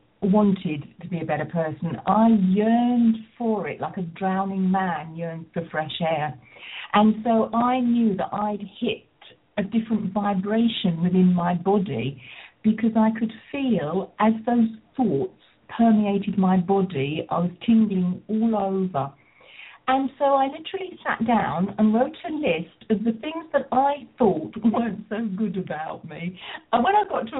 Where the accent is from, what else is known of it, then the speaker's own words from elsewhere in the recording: Rochester, South East England, United Kingdom; I come from Rochester in Kent in the southeast of England